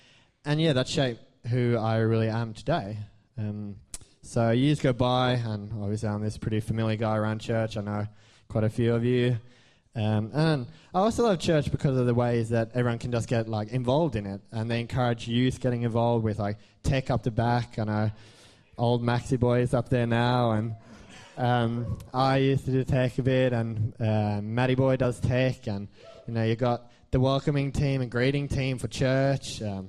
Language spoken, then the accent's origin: English; Sweden; moved away; The name came from, basically, I come from Sweden, so it's not very... That's it. So, basically, I always went to church with my mum in Sweden then, and we moved over here, me and mum moved over here late 2011, so that's 5-ish years ago.